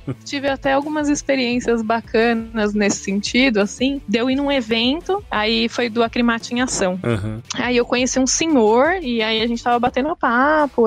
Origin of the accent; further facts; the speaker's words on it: São Paulo, Brazil; Eu sou nascida aqui em São Paulo, fui criada aqui minha vida inteira